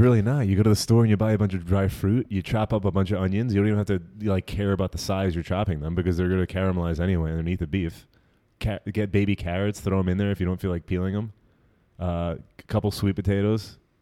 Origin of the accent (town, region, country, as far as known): New Jersey, United States; also born or lived in Brooklyn, New York